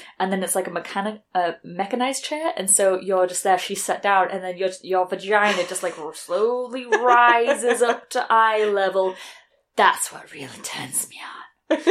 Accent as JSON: {"language": "English", "country": "United Kingdom", "said": "as a British person"}